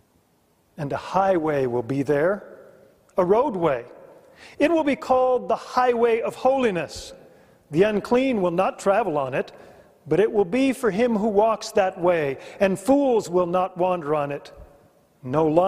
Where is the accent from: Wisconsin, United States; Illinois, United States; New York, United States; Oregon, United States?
Oregon, United States; Willamette Valley of; During the formative years of junior high and high school and undergraduate education, I grew up in the Willamette Valley of Oregon